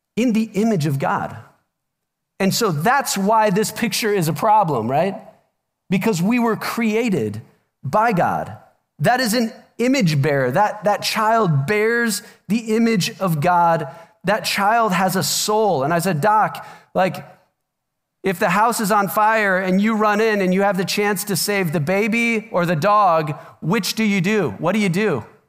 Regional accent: Omaha, Nebraska, United States; moved away; I'm from Omaha originally

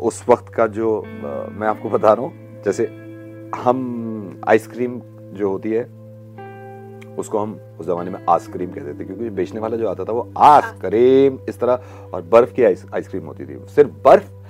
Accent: Faridabad, Haryana, India; born there; मेरी पैदाइश यहाँ फरीदाबाद हरियाणा में हुई थी

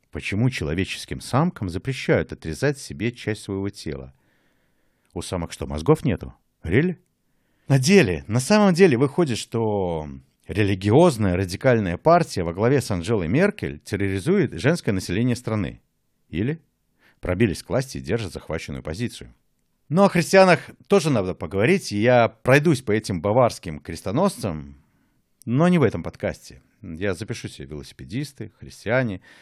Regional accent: Mogilev, Mogilev Region, Belarus; moved away as an adult; now in Berlin, Germany; Я уехал из Республики Беларусь сразу после выборов самого первого президента Республики Беларусь и живу в Берлине уже дольше, чем жил в Могилеве.

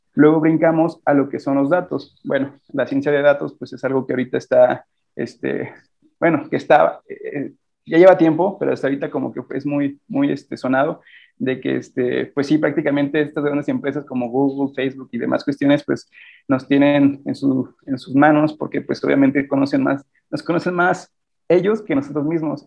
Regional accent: Celaya, Guanajuato, Mexico; soy de Celaya

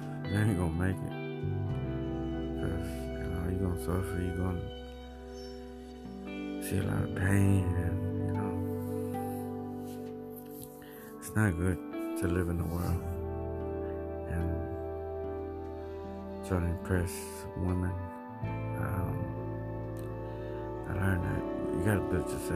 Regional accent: United States; my parents came from El Salvador to the United States. And, thank my parents, I was born in the United States

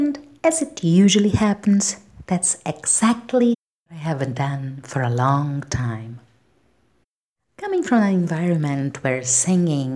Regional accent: Brazil; I'm a Brazilian independent singer and songwriter

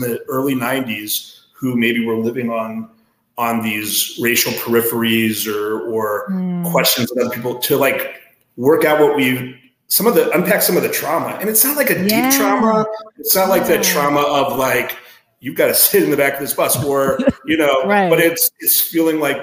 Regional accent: Denver, Colorado, United States; now in Midwest, United States; growing up in Denver

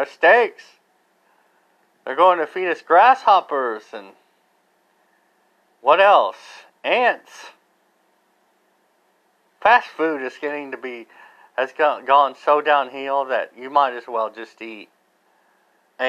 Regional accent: United States; I'm not Canadian, but I'm American

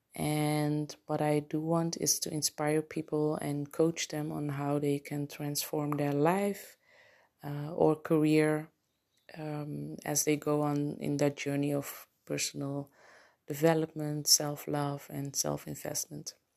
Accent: Curaçao; English is a second language; moved away as an adult; also born or lived in Netherlands; now in Aruba; I was born in Curacao, but I lived in Holland, um, Europe for basically my entire adult life.

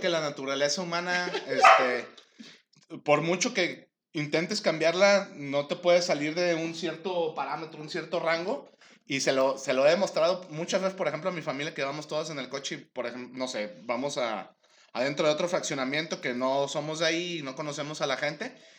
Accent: Mexico; tenemos como mexicanos

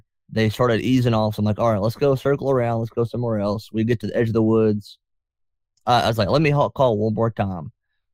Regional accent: North Georgia, United States; I'm from North Georgia

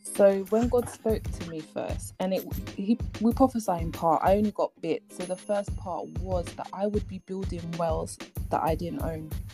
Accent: Ghana; moved away; I'm Ghanaian and I'm going back to Ghana eventually

